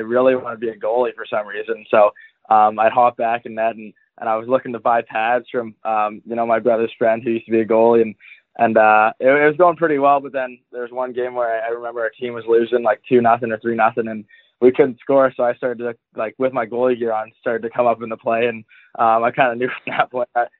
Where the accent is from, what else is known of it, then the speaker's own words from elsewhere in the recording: Vancouver, British Columbia, Canada; now in Kelowna, Canada; I grew up in Vancouver, British Columbia